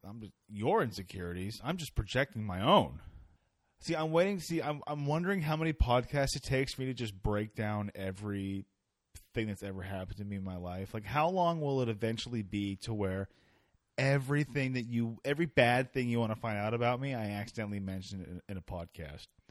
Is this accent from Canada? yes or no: yes; Canada; I'm Canadian